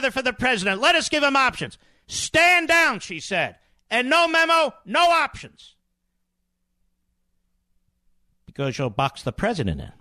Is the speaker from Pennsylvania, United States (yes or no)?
yes; Pennsylvania, United States; I was from Pennsylvania.